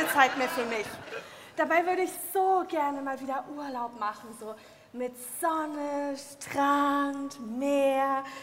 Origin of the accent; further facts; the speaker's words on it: Kassel, Hesse, Germany; Nee, um Gottes Willen. Ich komme aus Kassel, bin gerade zu Besuch bei meiner Schwester.